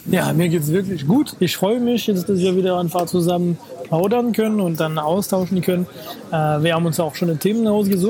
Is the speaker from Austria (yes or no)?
no; France; moved away; meiner Heimatstadt